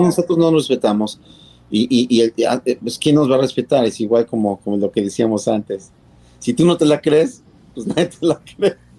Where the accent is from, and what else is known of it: Mexico